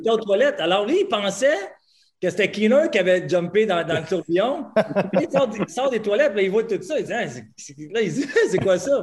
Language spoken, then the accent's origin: French; Quebec, Canada; on est des Québécois, puis on est fiers